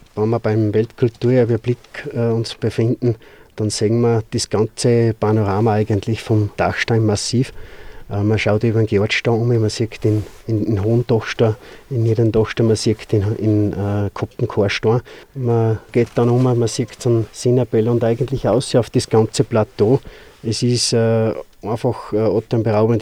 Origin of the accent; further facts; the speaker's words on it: Austria; als Österreicher